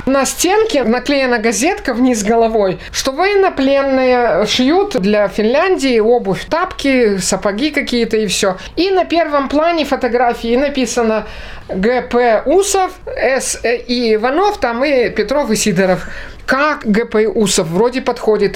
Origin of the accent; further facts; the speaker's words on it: Republic of Karelia, Russia; Жили мы, родились мы все в Карелии. Дед мой был петербуржец, а, в общем-то, мы все из Карелии